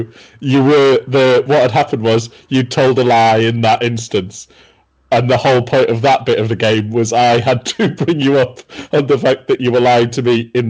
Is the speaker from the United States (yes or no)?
no; Durham, North East England, United Kingdom; I'm a comedian from Durham City.